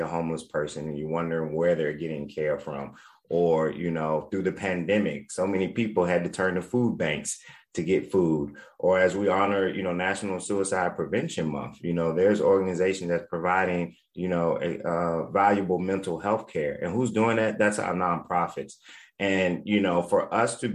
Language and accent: English; Richmond, Virginia, United States; born and raised in Richmond, Virginia.